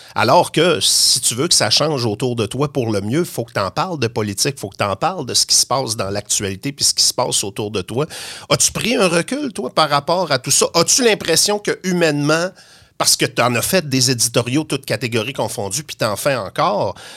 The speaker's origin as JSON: {"language": "French", "town": "Saguenay", "region": "Quebec", "country": "Canada"}